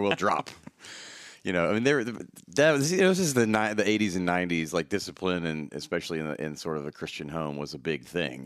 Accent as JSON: {"language": "English", "town": "Memphis", "region": "Tennessee", "country": "United States", "said": "Memphis, Tennessee"}